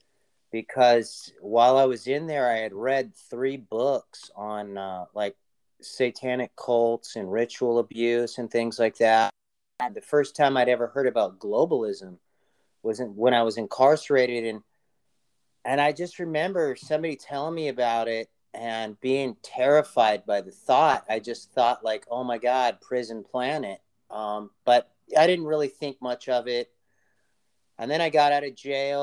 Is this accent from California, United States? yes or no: yes; Los Angeles, California, United States; I grew up in Los Angeles